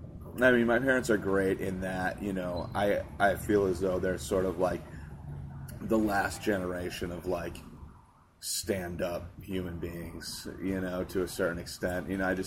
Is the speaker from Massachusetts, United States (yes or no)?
no; Hartford, Connecticut, United States; I was born in Hartford. Okay. And grew up.